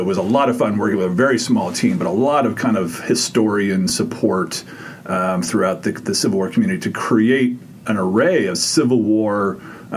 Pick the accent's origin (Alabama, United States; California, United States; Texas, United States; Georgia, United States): California, United States; moved away; I grew up in California